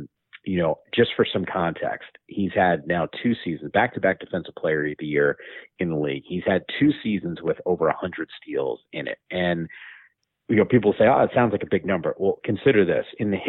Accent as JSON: {"language": "English", "region": "Northern New Jersey", "country": "United States", "tie": "born or raised there", "also_born_or_lived": "Bronx, New York / New York", "moved": "as an adult", "lives_now": "West Coast, United States", "said": "I grew up in Northern New Jersey, went to school in New York, used to work in Midtown. Believe me, I was born in the Bronx."}